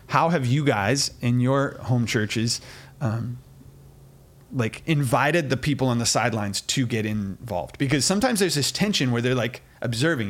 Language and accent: English; United States; we're American